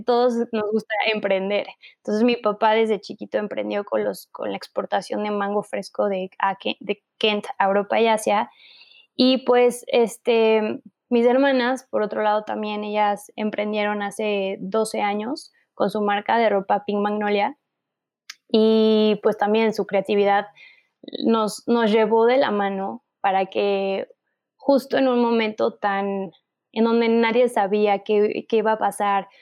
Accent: Mexico; nuestro país de donde somos, ¿no? Que es México

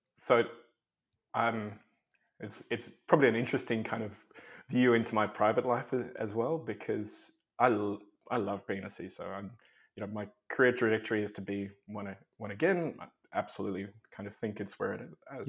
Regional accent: South Africa; moved away as an adult; also born or lived in Australia; I grew up in South Africa

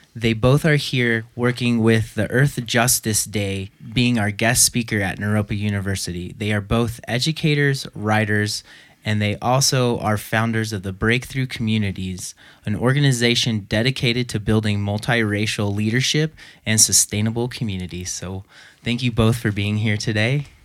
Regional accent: Los Angeles, California, United States; moved away; I actually grew up in Los Angeles

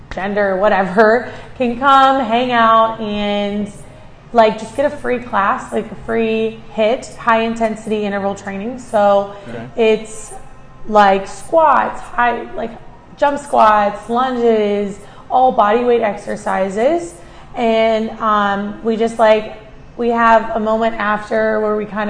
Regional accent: Canfield, Ohio, United States; I am originally from Canfield, Ohio, and I grew up in Canfield, went to Canfield schools

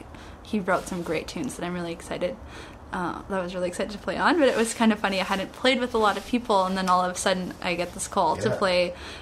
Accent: Canada; I'm from Canada

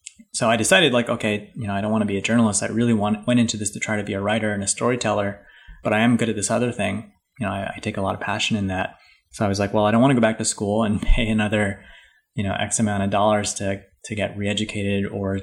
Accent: Hawaii, United States; moved away; also born or lived in Boston; I wrote for a paper back home. I'm from Hawaii

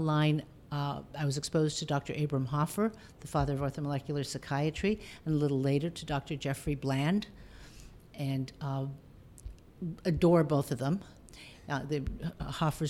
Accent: Toronto, Ontario, Canada; I'm originally from Toronto, and that's where I went to medical school

